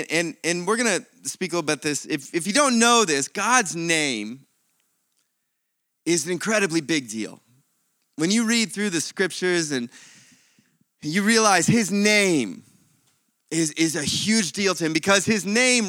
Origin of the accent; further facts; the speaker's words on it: Akron, Ohio, United States; moved away as an adult; now in Perth, Australia; I was born and raised in Akron, Ohio, in one of the suburbs there called, we called it Talmadge, although his Talmadge was much more elegant sounding, and just near Cleveland, and been in Perth though since 2004.